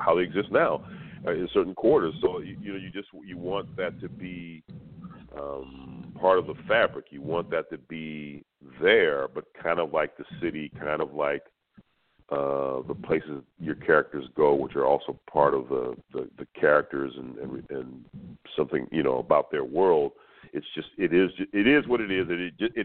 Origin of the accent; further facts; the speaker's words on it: Los Angeles, California, United States; where I grew up in South Central